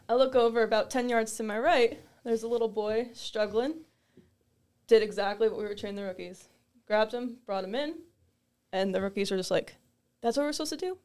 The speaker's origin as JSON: {"language": "English", "town": "Toms River", "region": "New Jersey", "country": "United States", "tie": "born or raised there", "said": "I grew up in Tom's River, so very local to the area"}